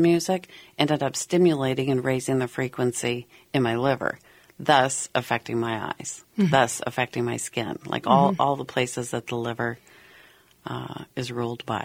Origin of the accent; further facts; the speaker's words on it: Golden, Colorado, United States; also born or lived in Boulder, Colorado; now in Minnesota, United States; I grew up in Golden, Colorado